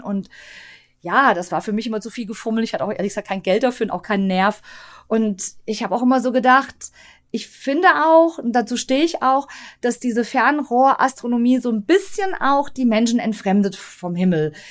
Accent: Tann, Hesse, Germany; ich bin ja aufgewachsen in Tann

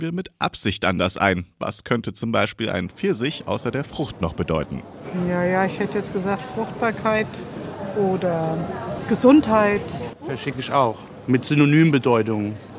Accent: Germany; bei uns in Deutschland

